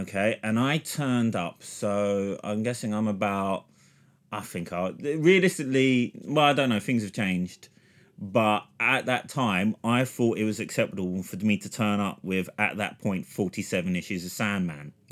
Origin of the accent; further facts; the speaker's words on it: London, United Kingdom; where I was raised in London.